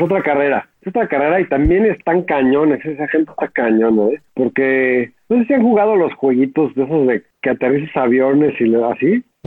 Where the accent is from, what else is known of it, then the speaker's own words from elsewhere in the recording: Mexico; éramos bastante conocidos por ser los mexicanos